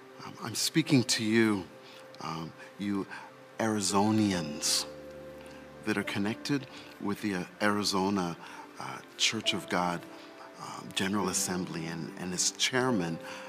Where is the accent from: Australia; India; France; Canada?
Canada; also born or lived in England / Jamaica; now in United States; in America, they say I don't sound like I'm from here. But when I grew up in Canada, they say I didn't sound like I was from there. Now when I go home to England, they say I don't sound like I'm from there. Let's not even talk about Jamaica.